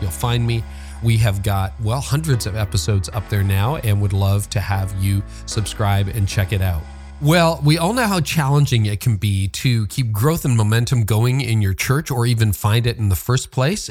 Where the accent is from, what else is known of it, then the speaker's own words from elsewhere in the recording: Canada; I'm a Canadian